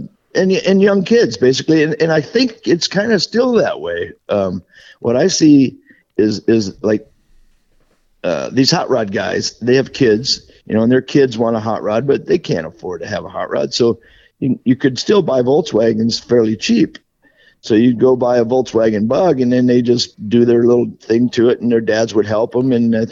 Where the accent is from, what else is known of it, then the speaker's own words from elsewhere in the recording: Wisconsin, United States; I'm from Wisconsin, yeah, yep.